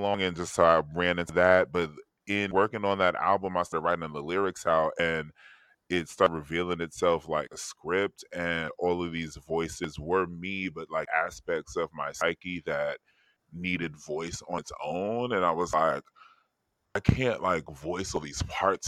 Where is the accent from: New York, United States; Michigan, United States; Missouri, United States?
New York, United States; New York City; I'm from Harlem